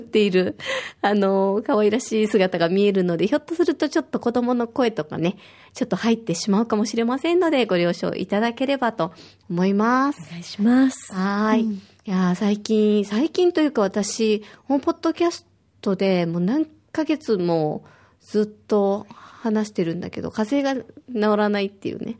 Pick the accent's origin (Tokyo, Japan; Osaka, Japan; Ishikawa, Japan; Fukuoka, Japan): Osaka, Japan; now in Okinawa, Japan; 私は大阪出身で小学5年生と3年生の2人の子育てをしています。